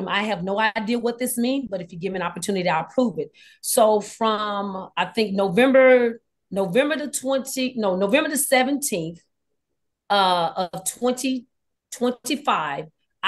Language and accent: English; Texas, United States; also born or lived in California; I am actually born and raised in Texas